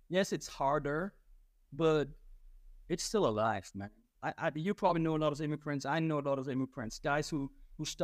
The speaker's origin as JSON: {"language": "English", "area": "small town close to Frankfurt", "region": "Hesse", "country": "Germany", "tie": "born or raised there", "second_language": "English", "moved": "as an adult", "lives_now": "United States", "said": "I grew up in Germany, Western Europe"}